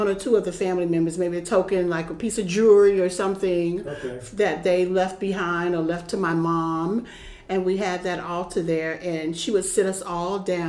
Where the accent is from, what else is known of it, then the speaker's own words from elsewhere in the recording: South Florida, United States; I grew up in South Florida, mm-hmm. and my mother was Caribbean. We were Caribbean descendants